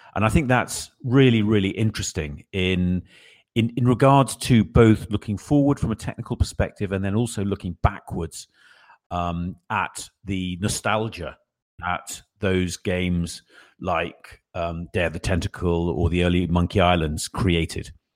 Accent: England, United Kingdom; I'm the guy from England

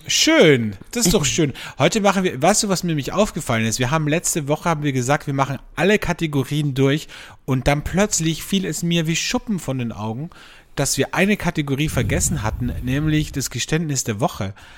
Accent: Austria; bei uns in Österreich

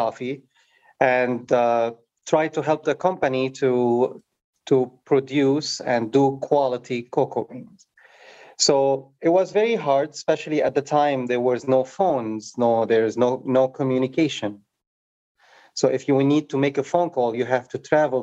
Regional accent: Beirut, Beirut Governorate, Lebanon; also born or lived in Africa / France; now in United States; I, you know, grew up in Beirut, during the war

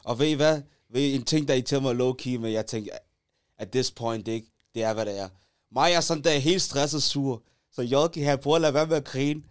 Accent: Taastrup, Capital Region of Denmark, Denmark; mig og J G, vi er fra Taastrup

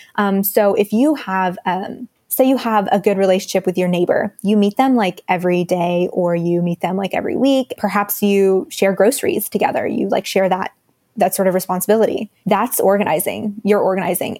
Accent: Dallas, Texas, United States; also born or lived in India; I'm from Dallas, Texas

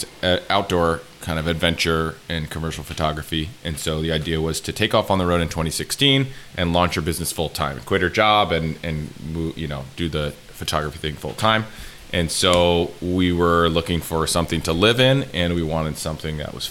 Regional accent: Connecticut, United States; moved away as an adult; also born or lived in San Diego; now in Rhode Island, United States; I'm from Connecticut

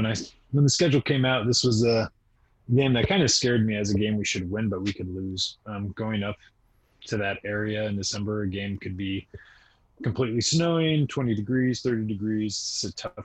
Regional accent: Beaverton, Oregon, United States; growing up in Oregon

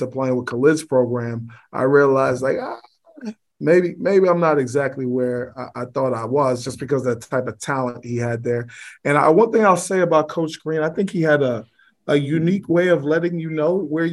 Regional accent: New York City, New York, United States; I grew up in Clinton Hill in Brooklyn

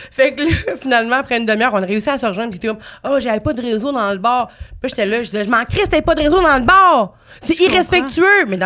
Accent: Trois-Rivières, Quebec, Canada; Moi, je viens de Trois-Rivières.

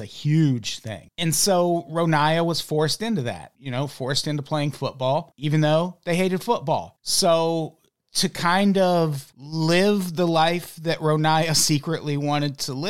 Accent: Illinois, United States; And we're both from Illinois.

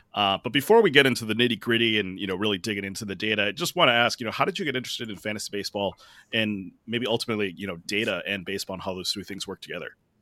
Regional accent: Minnesota, United States; I'm a Minnesotan

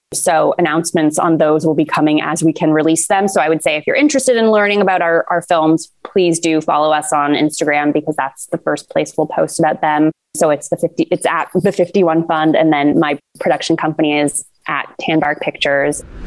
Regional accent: Toronto, Ontario, Canada; I'm a very proud Canadian and Torontonian, as I'm sure many people hear in my accent occasionally during this conversation

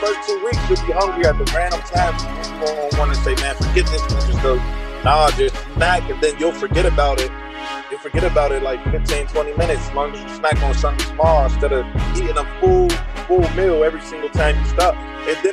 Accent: Pittsburgh, Pennsylvania, United States; I'm from Pittsburgh, PA

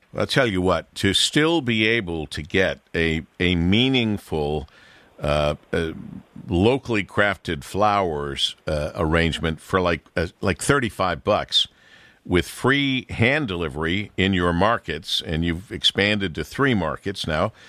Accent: Monroe, Michigan, United States; growing up in Monroe

